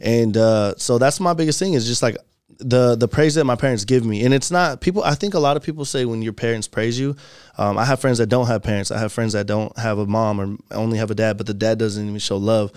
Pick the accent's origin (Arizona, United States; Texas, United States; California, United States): Arizona, United States; Phoenix; we're all from Phoenix